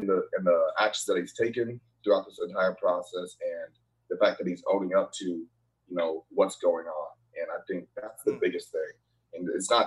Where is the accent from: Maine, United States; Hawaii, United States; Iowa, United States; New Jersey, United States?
Iowa, United States; Urbandale; moved away as an adult; also born or lived in Green Bay, Wisconsin; growing up in Urbandale, I always tell people we are the whitest black school and the blackest white school